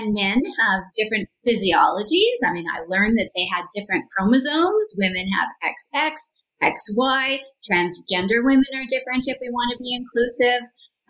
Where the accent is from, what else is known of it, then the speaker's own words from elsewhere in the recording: Canada; I'm from Canada